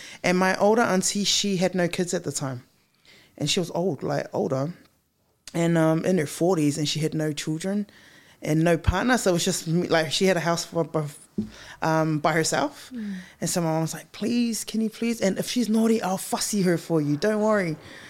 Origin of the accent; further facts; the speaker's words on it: Christchurch, Canterbury, New Zealand; also born or lived in Wellington; I was born in Wellington, and then we moved to Christchurch. So funny, because when we were in Christchurch, I was really, really young, and it was me, my mom, and my older brother.